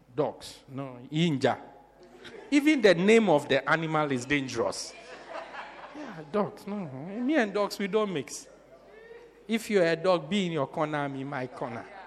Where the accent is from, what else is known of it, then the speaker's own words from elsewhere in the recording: Port Elizabeth, Eastern Cape, South Africa; I'm from Port Elizabeth. That's where I'm from.